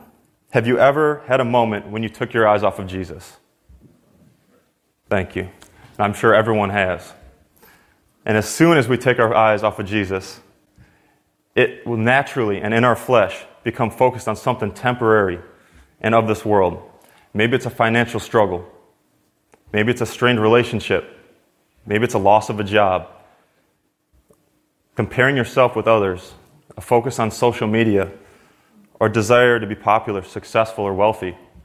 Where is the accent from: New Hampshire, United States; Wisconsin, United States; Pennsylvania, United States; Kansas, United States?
Wisconsin, United States; now in Oakland, United States; So as Austin said … I come from Wisconsin, but I left my family back in Oakland.